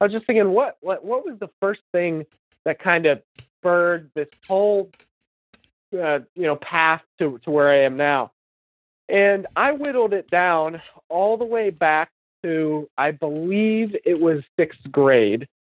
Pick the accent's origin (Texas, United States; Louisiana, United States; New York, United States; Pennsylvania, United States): Pennsylvania, United States; Western; moved away as an adult; now in Central Pennsylvania, United States; I grew up uh, my entire life in uh, Western Pennsylvania